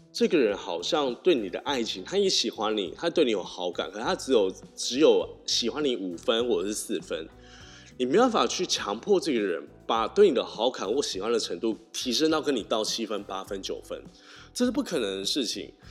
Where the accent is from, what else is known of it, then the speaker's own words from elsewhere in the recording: Tainan, Taiwan; 我们是台南人的关系